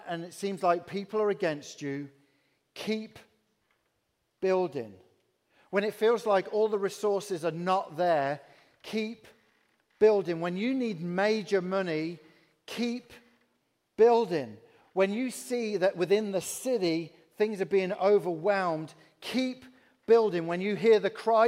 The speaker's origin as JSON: {"language": "English", "region": "England", "country": "United Kingdom", "accent": "English", "moved": "as an adult", "lives_now": "Peoria, United States", "said": "I'm from England."}